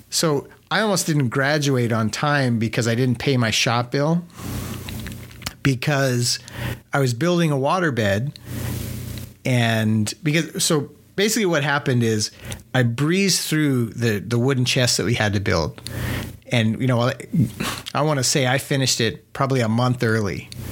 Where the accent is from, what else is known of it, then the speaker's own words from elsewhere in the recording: New Mexico, United States; also born or lived in Ruidoso, New Mexico; growing up in New Mexico, my dad had a little shed on the side of the house